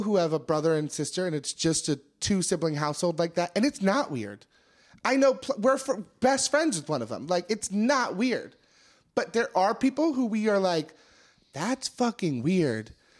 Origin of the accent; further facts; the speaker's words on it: Maryland, United States; I'm from Maryland